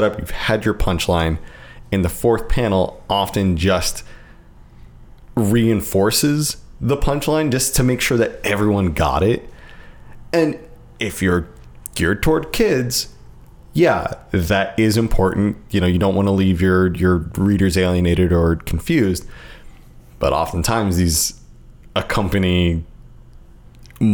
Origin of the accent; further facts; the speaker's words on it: United States; as an American